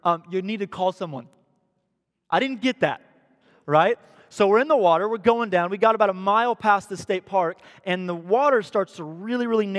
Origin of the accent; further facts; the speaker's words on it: Missouri, United States; now in Tampa, United States; I'm from Missouri, where Pierce is from